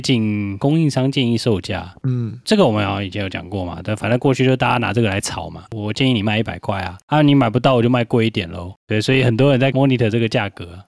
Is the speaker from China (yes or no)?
no; Taiwan; 我们台湾人多多少少都有一两个朋友在台积电嘛